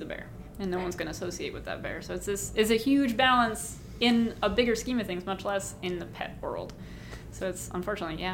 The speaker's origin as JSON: {"language": "English", "region": "Ohio", "country": "United States", "tie": "born or raised there", "moved": "as an adult", "lives_now": "Massachusetts, United States", "said": "where I grew up in Ohio"}